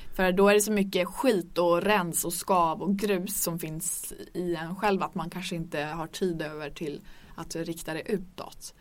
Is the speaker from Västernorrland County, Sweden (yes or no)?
yes; Örnsköldsvik, Västernorrland County, Sweden; Jag kommer från Örnsköldsvik